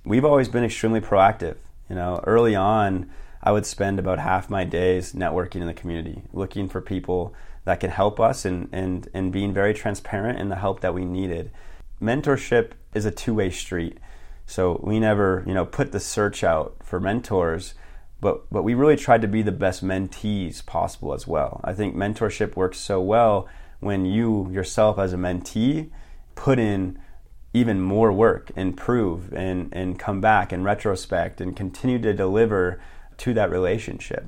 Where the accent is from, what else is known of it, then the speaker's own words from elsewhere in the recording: Billings, Montana, United States; also born or lived in Bozeman, Montana; I am from Billings, Montana originally, graduated high school, and, uh, moved to Bozeman